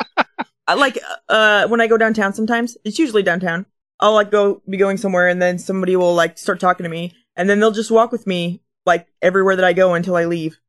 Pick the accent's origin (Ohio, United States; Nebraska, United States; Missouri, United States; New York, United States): Nebraska, United States; Omaha; also born or lived in Bellevue, Nebraska; I grew up in Omaha. I lived in Bellevue for a little bit.